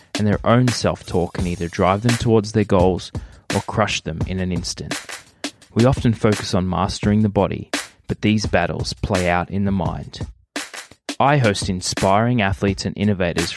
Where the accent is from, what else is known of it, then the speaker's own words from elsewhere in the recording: Gold Coast, Queensland, Australia; now in North America; growing up on the Gold Coast